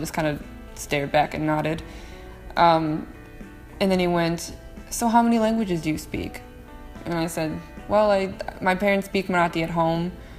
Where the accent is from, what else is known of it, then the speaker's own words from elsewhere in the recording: Minnesota, United States; I was like, well, I was born and raised in Minnesota